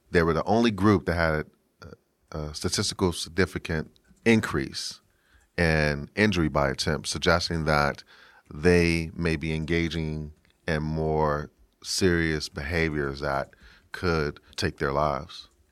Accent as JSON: {"language": "English", "town": "Washington", "region": "District of Columbia", "country": "United States", "said": "I'm from Washington, D C"}